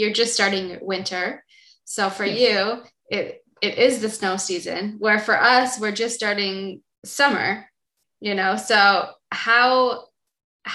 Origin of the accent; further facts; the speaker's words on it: Israel; in Israel, we have one mountain